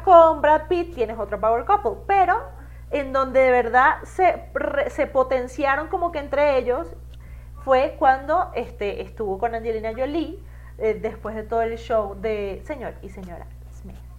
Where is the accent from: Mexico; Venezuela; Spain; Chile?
Venezuela; moved away; como venezolana